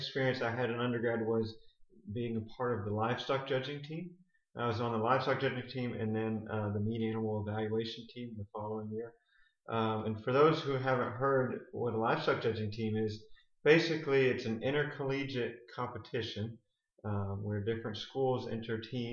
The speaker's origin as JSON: {"language": "English", "area": "St. Lucie County", "region": "Florida", "country": "United States", "tie": "born or raised there", "also_born_or_lived": "Gainesville, Florida / Texas", "said": "I grew up in St. Lucie County on Adams Ranch here"}